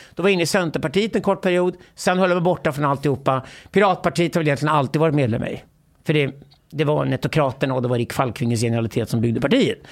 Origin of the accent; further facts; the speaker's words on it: Sweden; jag växte upp i Sverige